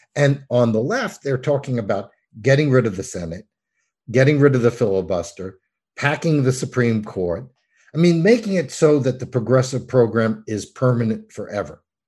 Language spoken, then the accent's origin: English; New York, United States; I'm from New York.